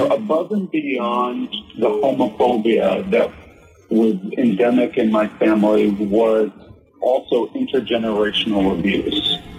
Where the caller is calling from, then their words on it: Seattle, Washington, United States; I'm calling from Seattle, Washington.